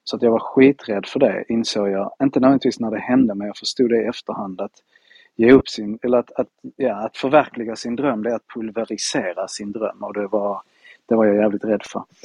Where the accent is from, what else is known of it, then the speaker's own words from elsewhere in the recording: Spain; now in Malmö, Sweden; Jag är ju halvspanjor och halv, halvfinne. Född i ah. Spanien.